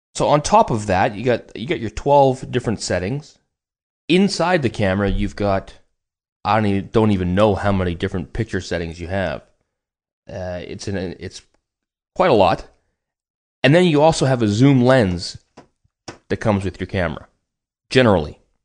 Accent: Vancouver, British Columbia, Canada; I'm from Vancouver, Canada

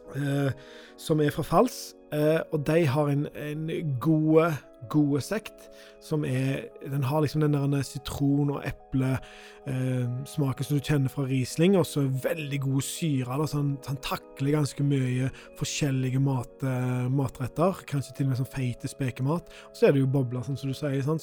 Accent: Skudeneshavn, Rogaland, Norway; moved away; rett nord for Skudeneshavn, der jeg er fra

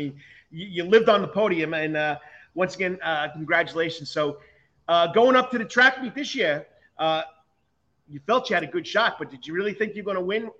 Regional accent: New York, United States; now in Savannah, United States; I'm from New York. I lived there for most of my life

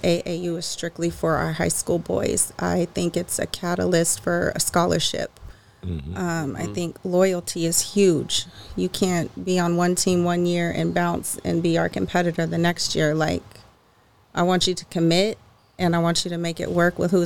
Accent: the Bay Area, California, United States; also born or lived in Fair Oaks, California / Sacramento, California; now in Roseville, United States; we're from the Bay. We were born in the Bay

